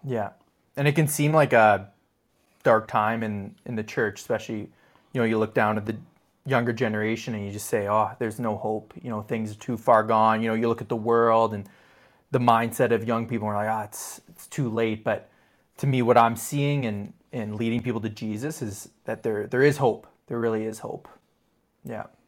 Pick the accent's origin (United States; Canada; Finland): Canada; Ottawa, Ontario; I grew up in Ottawa